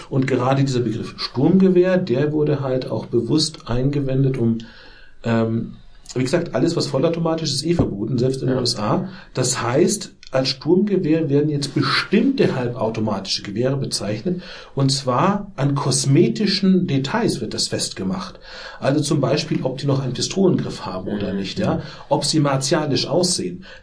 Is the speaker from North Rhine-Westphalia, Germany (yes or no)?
no; Bavaria, Germany; in dem Heimatlandkreis, wo ich herkomme, Landkreis Miesbach, 80.000 Einwohner